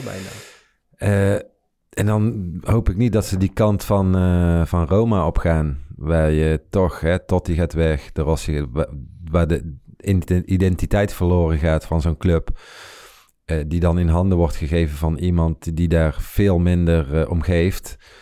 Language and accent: Dutch; Netherlands; wij, zeg maar, als Nederlanders